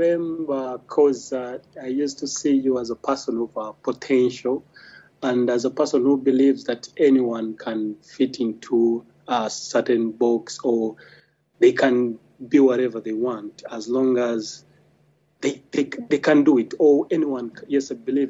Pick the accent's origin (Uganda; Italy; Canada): Uganda; I'm a banker, a Ugandan of course